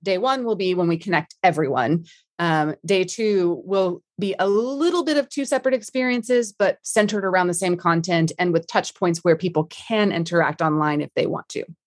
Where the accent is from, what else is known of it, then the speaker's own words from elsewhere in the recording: Dallas, Texas, United States; moved away as an adult; now in London, United Kingdom; born and raised in D F W, love Texas